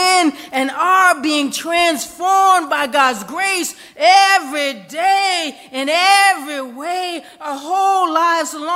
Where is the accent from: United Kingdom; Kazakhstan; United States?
United States; I grew up on Wheeler Hill and Washington Park